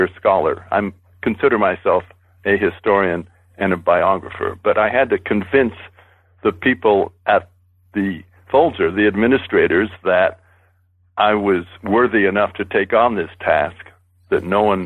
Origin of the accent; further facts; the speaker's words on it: Boston, New England, United States; I was born in Boston and raised in New England